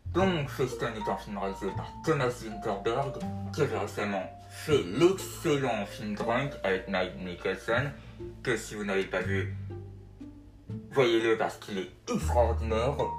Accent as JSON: {"language": "French", "country": "France", "said": "Elle sortira chez nous en France"}